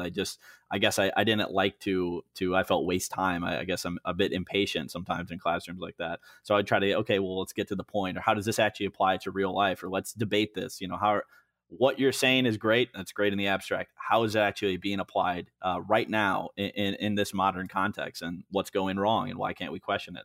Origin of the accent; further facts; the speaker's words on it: Moline, Illinois, United States; moved away; also born or lived in Chicago, Illinois; I grew up in Moline, Illinois, which is Western Illinois, uh, right on the river